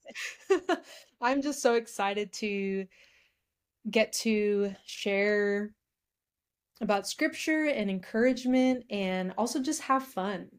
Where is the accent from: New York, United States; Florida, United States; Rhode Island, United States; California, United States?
California, United States; now in Kentucky, United States; I'm from California